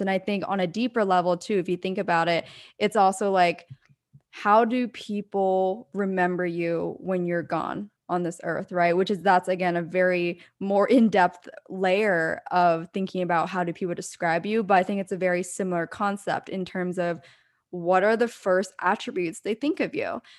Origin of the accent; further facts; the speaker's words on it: Pennsylvania, United States; moved away; my hometown in Pennsylvania